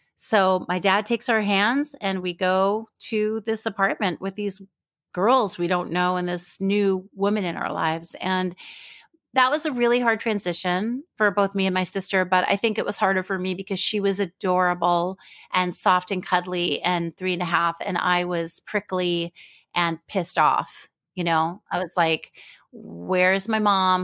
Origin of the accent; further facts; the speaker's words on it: Israel; I was born in Israel